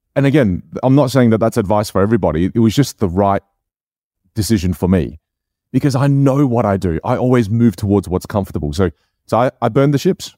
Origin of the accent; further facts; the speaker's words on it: Australia; first language Chinese dialect (Jiu); English is a second language; I grew up in Australia. I was born here.